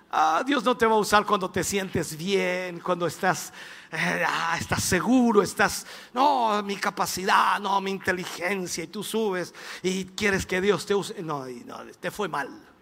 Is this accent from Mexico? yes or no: no; Minas del Prado, Chile; born there; Allá nací yo, en Minas del Prado, allá, ni siquiera en un hospital, ni siquiera en una posta.